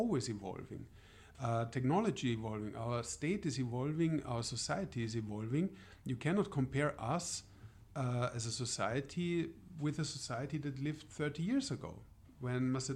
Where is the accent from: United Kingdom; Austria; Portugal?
Austria; moved away; I'm from Austria originally, so I come from the European Union, and I'm so old that I was even an Austrian before the European Union was part of Austria